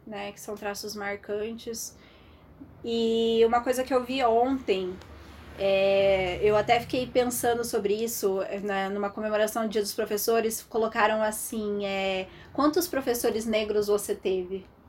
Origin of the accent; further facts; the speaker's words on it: Santo Antônio da Platina, Paraná, Brazil; sou daqui de Santo Antônio